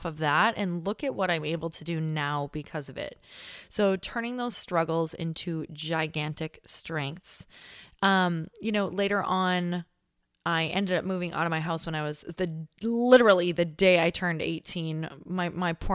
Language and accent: English; Upper Peninsula of Michigan, United States; accent: Yooper (Upper Michigan); I grew up in Upper Michigan.